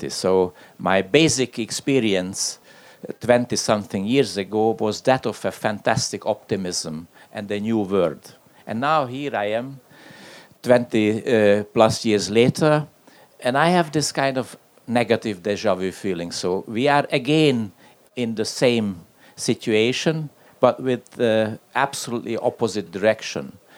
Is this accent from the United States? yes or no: no; Hungary; English is a second language; And now my contribution in terms of the case study is my home country, Hungary, which is always a, a fantastic country.